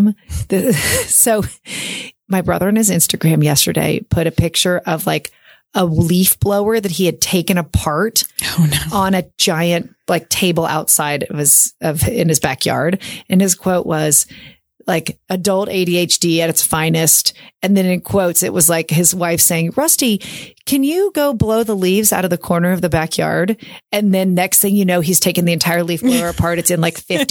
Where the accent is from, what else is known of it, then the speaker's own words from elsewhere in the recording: Oklahoma City, Oklahoma, United States; I was born in Oklahoma City at St. Anthony's Hospital.